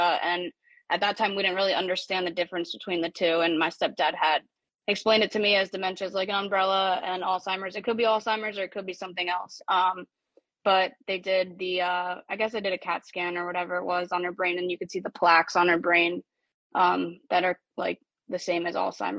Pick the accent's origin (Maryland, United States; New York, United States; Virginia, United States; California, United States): Maryland, United States; I live in Baltimore, like we talked about, born and raised in Maryland.